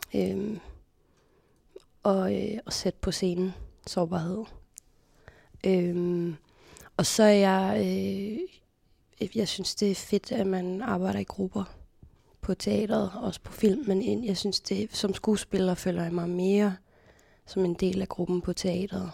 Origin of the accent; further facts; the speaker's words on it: Copenhagen, Capital Region of Denmark, Denmark; Jeg er 32 år, jeg kommer fra København